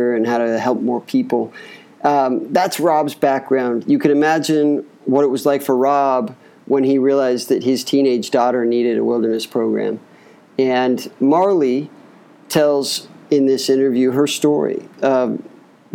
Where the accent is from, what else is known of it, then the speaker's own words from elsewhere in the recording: Utah, United States; I'm a Utah boy